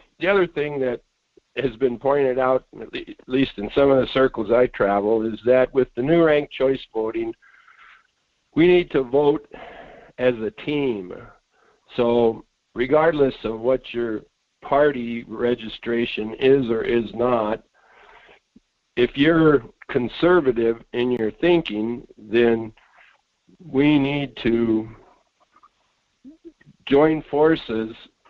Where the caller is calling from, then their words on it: Fairbanks, Alaska, United States; Good morning. … in Fairbanks.